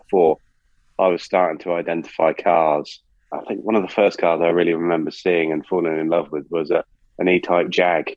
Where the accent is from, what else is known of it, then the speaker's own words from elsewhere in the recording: United Kingdom; I grew up near Silverstone